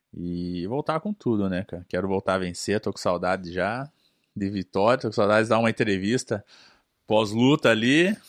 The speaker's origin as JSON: {"language": "Portuguese", "country": "Brazil", "moved": "as an adult", "lives_now": "United States", "said": "a gente sendo brasileiro, você nasce no Brasil"}